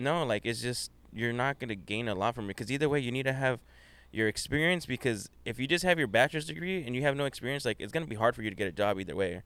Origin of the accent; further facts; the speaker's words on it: Whittier, California, United States; I grew up in Whittier